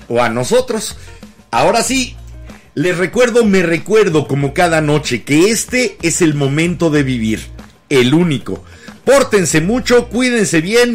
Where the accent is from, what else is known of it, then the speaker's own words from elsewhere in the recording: Mexico City, Mexico; De la Ciudad de México somos capitalinos, no chilangos